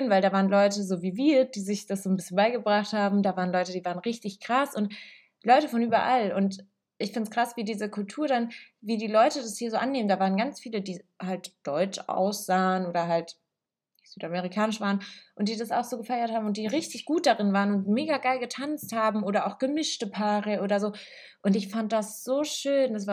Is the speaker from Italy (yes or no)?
yes; Italy; weil ich bin in einer italienischen Familie aufgewachsen, so ich bin Italienerin, in Italien geboren.